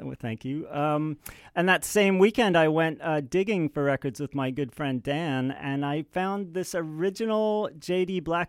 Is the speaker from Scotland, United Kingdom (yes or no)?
yes; Edinburgh, Scotland, United Kingdom; born there; I was born in Edinburgh, Scotland, so it was very easy.